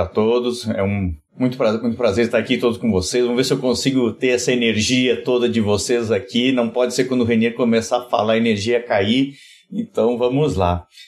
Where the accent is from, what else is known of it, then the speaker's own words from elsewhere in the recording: Rio Grande do Sul, Brazil; venho, lá do, venho do Rio Grande do Sul